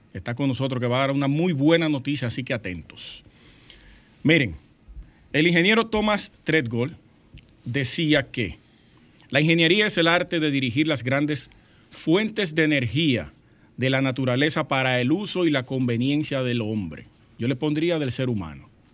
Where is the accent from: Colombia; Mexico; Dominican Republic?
Dominican Republic; Sosúa, Puerto Plata; moved away; una compueblana de Sosúa